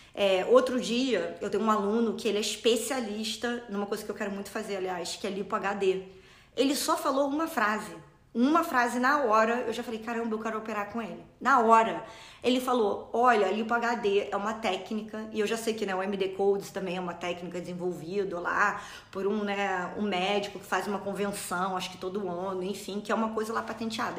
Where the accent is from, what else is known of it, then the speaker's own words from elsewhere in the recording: Rio de Janeiro, Brazil; moved away as an adult; now in United States; eu sou original do Rio, moro aqui nos Estados Unidos há cinco anos